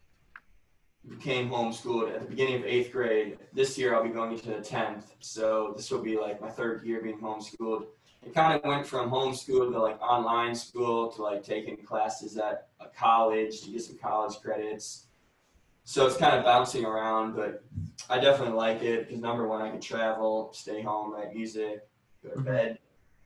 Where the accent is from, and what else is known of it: Rochester, New York, United States; born or raised there